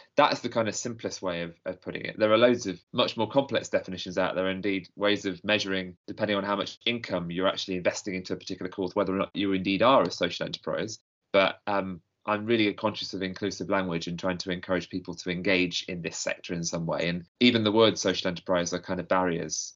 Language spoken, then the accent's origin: English; Nottingham, East Midlands, United Kingdom; moved away as an adult; now in London, United Kingdom; I, I grew up in Nottingham. I was born in Nottingham